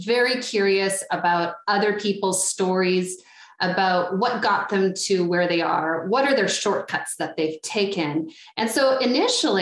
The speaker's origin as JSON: {"language": "English", "town": "Ottawa", "region": "Ontario", "country": "Canada", "said": "I am from Ottawa originally"}